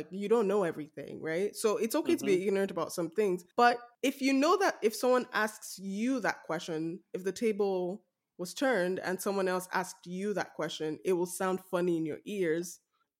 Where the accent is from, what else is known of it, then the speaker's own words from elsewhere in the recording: Nigeria; now in Canada; I'm Nigerian too